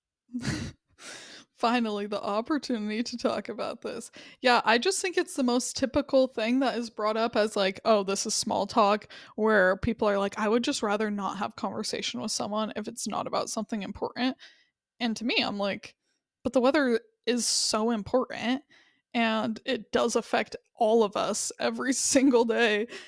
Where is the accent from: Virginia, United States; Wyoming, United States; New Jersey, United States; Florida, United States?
Wyoming, United States; I was from Wyoming.